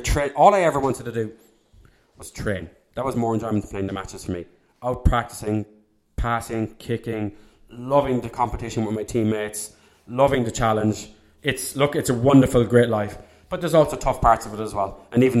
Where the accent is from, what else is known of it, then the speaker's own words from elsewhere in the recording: Leinster, Ireland; I actually, even though I'm from Leinster and I support Leinster and I'd even like Munster to win it